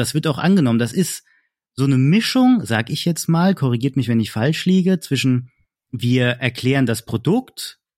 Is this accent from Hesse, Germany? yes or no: yes; Hesse, Germany; ich bin kein Bayer, ich bin